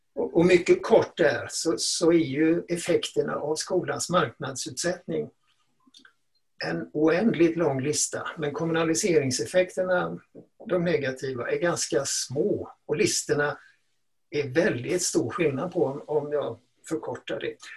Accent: Gothenburg, Västra Götaland, Sweden; när jag växte upp i Göteborg

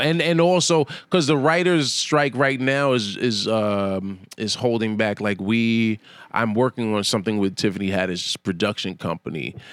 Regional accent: New York, United States; I'm a New Yorker

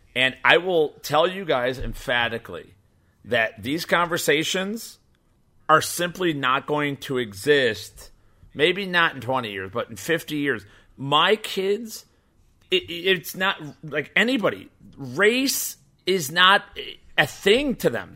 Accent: Chicago, Illinois, United States; also born or lived in Burbank, Illinois; I grew up in Burbank and then Bridgeport, Illinois, south side of Chicago

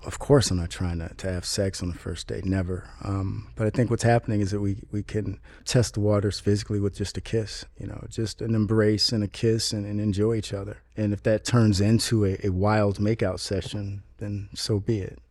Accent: Chicago, Illinois, United States; moved away as an adult; now in Los Angeles, United States; I was born in Chicago, Illinois

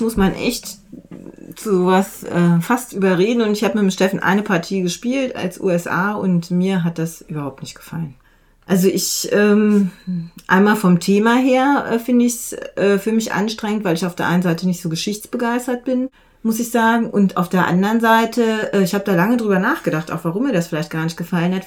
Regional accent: Untereichsfeld, Lower Saxony, Germany; ich komme aus, äh, aus dem Unterreichsfeld, also Duderstadt ist da äh, die, ja, die, die zentrale Stadt

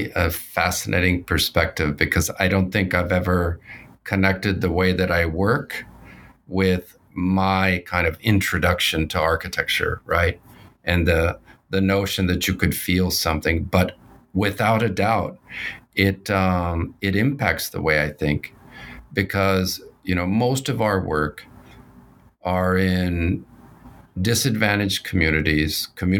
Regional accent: West Coast, United States; also born or lived in Bogotá, Colombia; So I was born in Bogota, Colombia. My family immigrated to the United States in my youth on the West Coast.

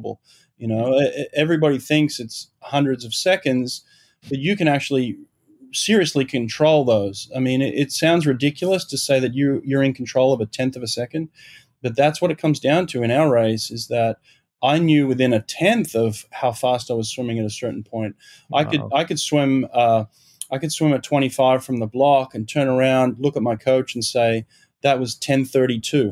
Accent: Sydney, New South Wales, Australia; moved away as an adult; also born or lived in Auburn, Alabama / Los Angeles; now in Delaware, United States; I grew up in Maroubra in Sydney.

